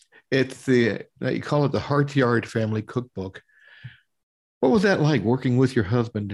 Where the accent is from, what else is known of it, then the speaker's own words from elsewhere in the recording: Kentucky, United States; Now, I'm originally from Kentucky